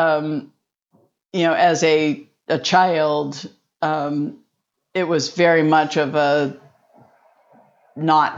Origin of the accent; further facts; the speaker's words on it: West Chester, Pennsylvania, United States; I was born in Westchester, Pennsylvania. So a small town outside of Philadelphia